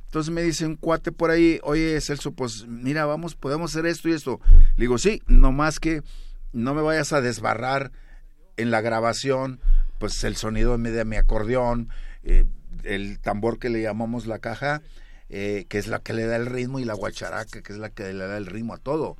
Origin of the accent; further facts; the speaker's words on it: Monterrey, Nuevo León, Mexico; yo nací en la Nuevo Repueblo de Monterrey, Nuevo León.